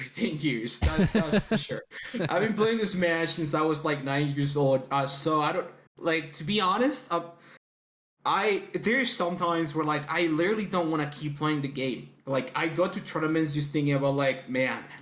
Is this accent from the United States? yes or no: no; Mexico; I'm from Mexico